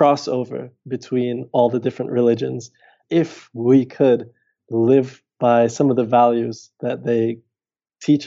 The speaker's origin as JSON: {"language": "English", "country": "Dominica", "also_born_or_lived": "United States", "moved": "as an adult", "said": "in 2016, I moved back from the States to Dominica"}